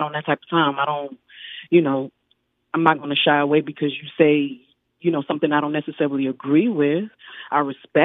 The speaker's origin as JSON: {"language": "English", "town": "Pensacola", "region": "Florida", "country": "United States", "tie": "born or raised there", "said": "I grew up, I had after school, you know, where I grew up in the District 1."}